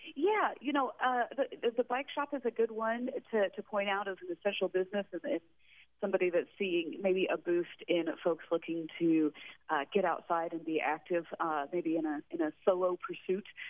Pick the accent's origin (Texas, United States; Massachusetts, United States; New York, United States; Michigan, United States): Texas, United States; also born or lived in West Coast; now in Astoria, United States; I'm originally from Texas, but I bounced around the West Coast a little bit